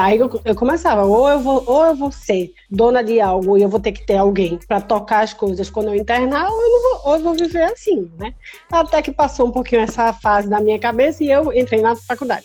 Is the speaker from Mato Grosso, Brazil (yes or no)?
no; Recife, Pernambuco, Brazil; moved away as an adult; now in Porto Alegre, Brazil; Hoje eu moro em Porto Alegre porque eu estou em lista de transplante aqui em Porto Alegre, mas eu sou de Recife.